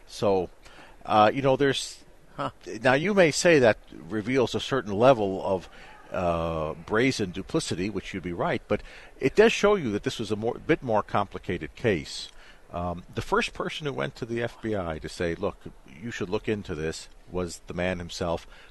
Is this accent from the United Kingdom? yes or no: no; Canada; I'm from Canada